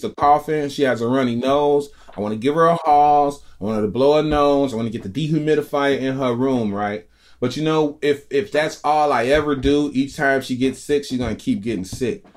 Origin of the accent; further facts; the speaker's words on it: Chicago, Illinois, United States; I'm a Chicagoan